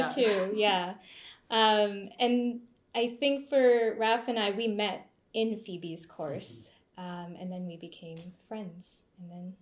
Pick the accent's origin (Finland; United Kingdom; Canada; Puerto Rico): Canada; So for myself, I was born and raised in Canada, but my parents respectively came from their home countries. For my mom, that was the Philippines, and for my dad, that's Iran. Both of them came to Canada around the 80s